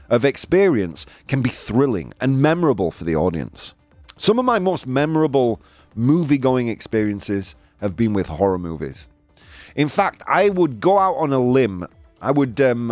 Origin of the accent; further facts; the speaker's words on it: Yorkshire and the Humber, United Kingdom; moved away; I'm from Yorkshire, man. It's in my blood